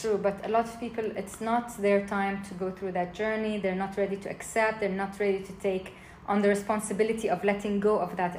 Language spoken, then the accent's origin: English; Jordan; I grew up in Jordan